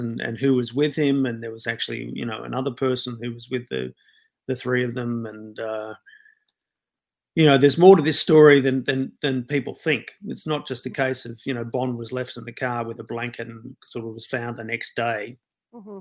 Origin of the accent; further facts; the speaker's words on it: Sydney, New South Wales, Australia; I grew up in Sydney, in and around the Balmain rock scene here